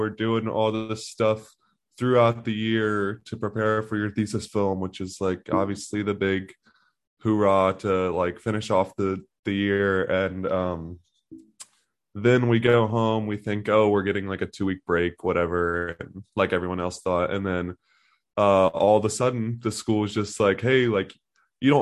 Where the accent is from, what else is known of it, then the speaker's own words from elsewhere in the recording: Birmingham, Alabama, United States; I'm from Birmingham, Alabama